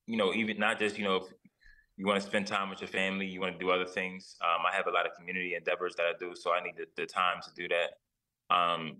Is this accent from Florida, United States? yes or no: no; Philadelphia, Pennsylvania, United States; I'm from West Philly